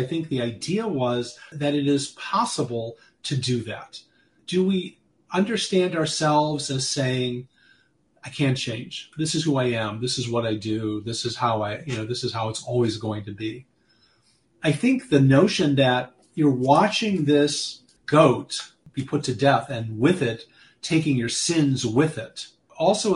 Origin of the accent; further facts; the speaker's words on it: United States; as American Jews, for at least when I was growing up